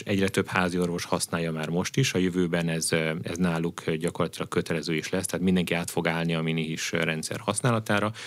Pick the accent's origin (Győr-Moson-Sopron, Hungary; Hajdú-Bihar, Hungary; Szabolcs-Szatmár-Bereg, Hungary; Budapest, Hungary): Hajdú-Bihar, Hungary; Debrecen; debreceni gyerek vagyok